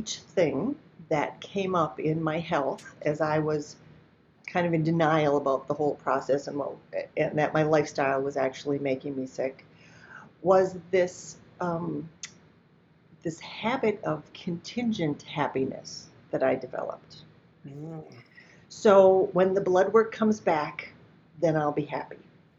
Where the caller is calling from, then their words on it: Naples, Florida, United States; Today, in this moment, I happen to be in Naples, Florida, but I live in Minnesota most of the time